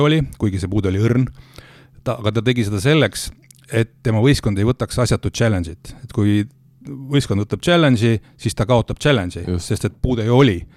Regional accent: Rakvere, Lääne-Viru County, Estonia; mina olen ju pärit Rakverest

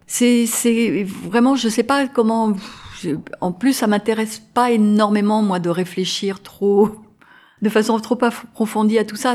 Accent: Grenoble, Auvergne-Rhône-Alpes, France; moved away as an adult; also born or lived in Paris, France / United States; Je suis de Grenoble

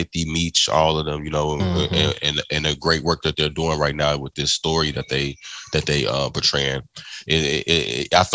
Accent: Chicago, Illinois, United States; I'm from Chicago, South Side

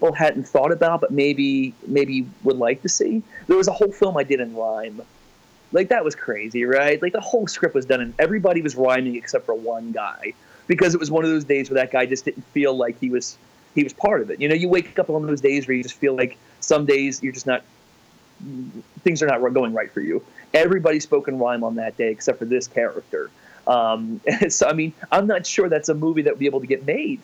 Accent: Avondale, Pennsylvania, United States; I grew up right near Philadelphia. So we had the Phillies and we also had the Baltimore Orioles, and they were pretty close to where my town was. It was a place called Avondale, Pennsylvania

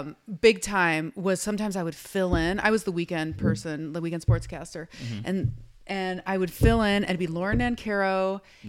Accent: Denver, Colorado, United States; I grew up in Denver.

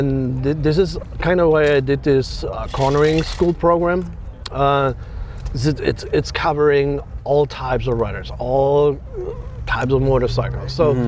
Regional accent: Germany; English is a second language; moved away as an adult; now in United States; I'm born and raised in Germany. I'm happy I could leave that country and get over here. Back in 2008

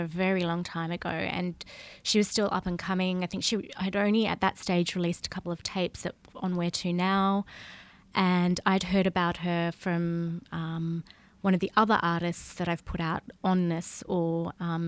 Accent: Tasmania, Australia; moved away as an adult; also born or lived in Perth, Australia; now in Barcelona, Spain; I grew up in Tasmania, which is an island

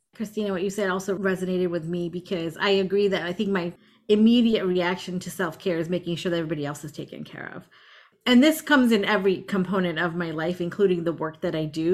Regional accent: India; also born or lived in Tampa Bay area, Florida, United States; now in United States; where I grew up in India, it's like we're a group of like 26 or 27 villages

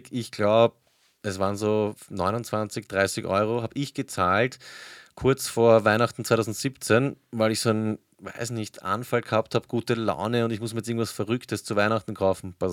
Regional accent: Vienna, Austria; wo ich oder wo wir komplett unnötig Knell, wie man bei uns in Wien sagt, also Geld

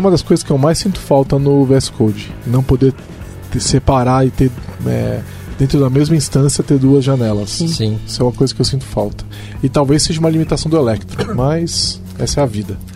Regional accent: São Paulo, Brazil; Aqui a gente é de São Paulo, a gente fala é

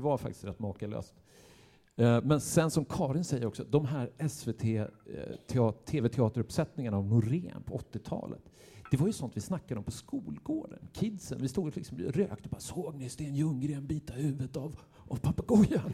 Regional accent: Gävle, Gävleborg County, Sweden; jag är ju uppväxt i Gävle

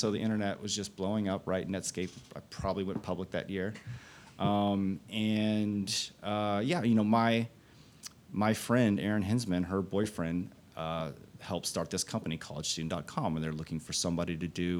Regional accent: Fort Worth, Texas, United States; also born or lived in Austin, Texas; I was born and raised in Fort Worth. I came to Austin in 94

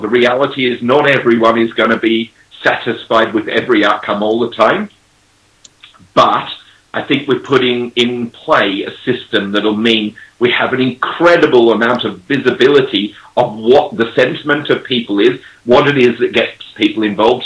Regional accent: Australia; now in England, United Kingdom; I'm an Australian living in England

